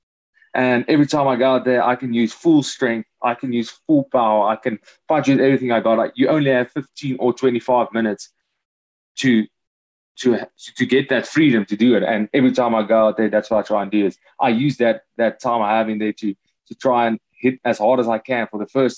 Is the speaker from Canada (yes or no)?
no; Hartbeespoort, Gauteng, South Africa; also born or lived in Free State, South Africa; I'm from the Free State, born in the Free State, and then moved to Gauteng in Hartbeespoort Dam. That's where I'm from